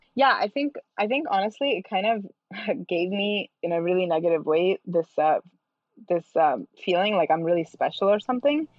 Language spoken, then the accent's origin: English; India; I am Indian